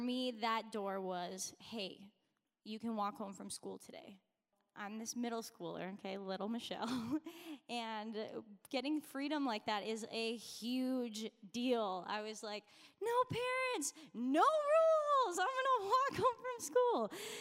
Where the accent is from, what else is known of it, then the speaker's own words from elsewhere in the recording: Minnesota, United States; I grew up in Minnesota, honestly, like just down the road from here